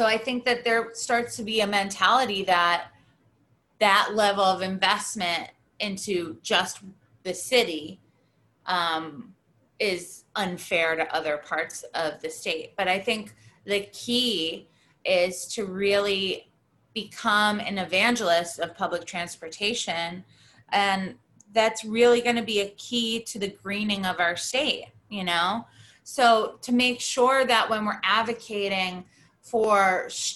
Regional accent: Rochester, New York, United States; I grew up in Rochester, New York.

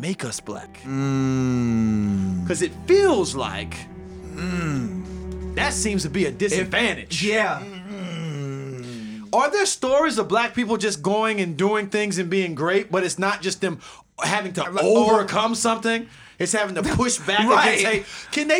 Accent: St. Petersburg, Florida, United States; growing up in Southside St. Petersburg

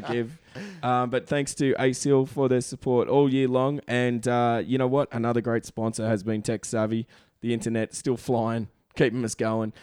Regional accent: Brisbane, Queensland, Australia; now in Toronto, Canada; We are both from Bris Vegas

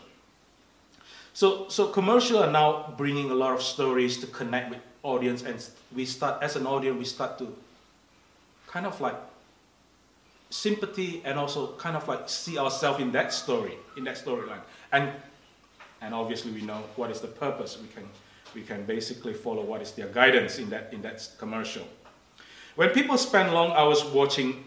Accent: Indonesia; English is a second language; moved away; I grew up in Indonesia

